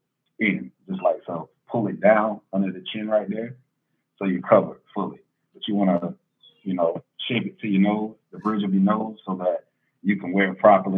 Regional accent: Estill, South Carolina, United States; moved away; Hello, everyone. … I'm originally from the Lowcountry, a little small town called Estill, South Carolina. Kind of like by Buford and Savannah.

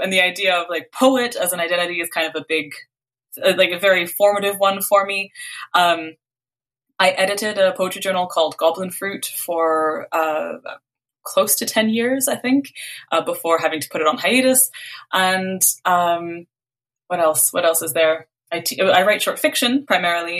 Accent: Canada; also born or lived in Beirut, Lebanon; I was born in Canada, and like we moved to Lebanon for 2 years when I was little.

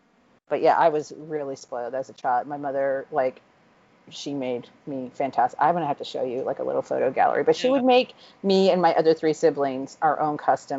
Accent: Florida, United States; I am from Florida

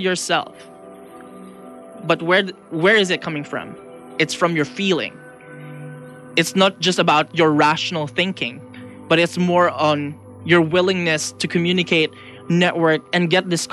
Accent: Philippines; also born or lived in Ottawa, Canada; now in Vancouver, Canada; I'm from the Philippines and I moved to Ottawa

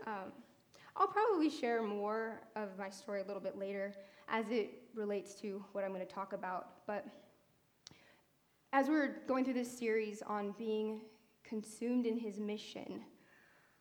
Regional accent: United States; now in Berkeley, United States; I'm not from here. I'm from Lake Tahoe

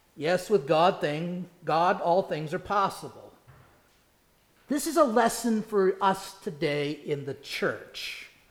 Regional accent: Indiana, United States; now in South Carolina, United States; Growing up in Indiana

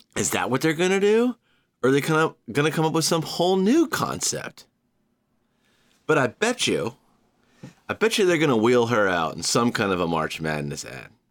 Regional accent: Savannah, Georgia, United States; moved away as an adult; also born or lived in Knoxville / Chattanooga; now in New York, United States; I'm an East Coaster, born and raised in Savannah, college in Knoxville, couple years in Chattanooga, year sixteen here in New York

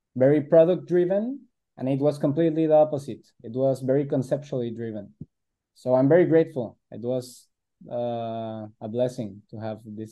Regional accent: Guadalajara, Jalisco, Mexico; we're on the west side of Mexico, we're from Guadalajara

